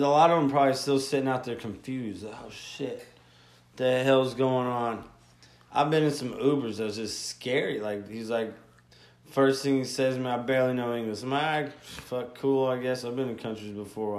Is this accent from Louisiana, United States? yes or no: no; Gulfport, Mississippi, United States; moved away; I'm from Mississippi, the dirty, dirty